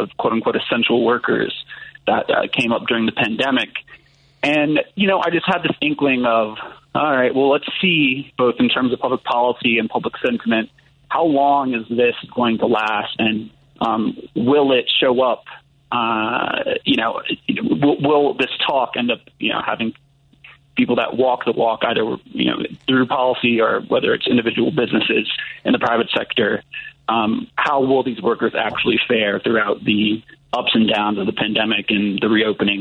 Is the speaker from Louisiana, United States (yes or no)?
yes; New Orleans, Louisiana, United States; moved away; I'm originally from New Orleans, Louisiana